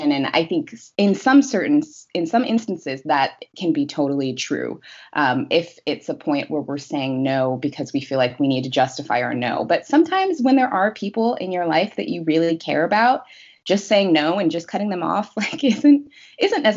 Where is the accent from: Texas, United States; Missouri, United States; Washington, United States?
Washington, United States; Seattle; moved away as an adult; now in Los Angeles, United States; I am originally from Seattle. I moved from Seattle to Los Angeles last year